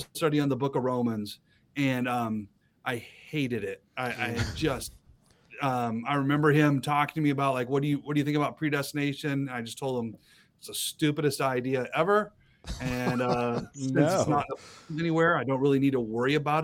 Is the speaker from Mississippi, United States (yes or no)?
no; Boise, Idaho, United States; moved away as an adult; now in Moscow, United States; I grew up in Southern Idaho in Boise. Born, raised in Boise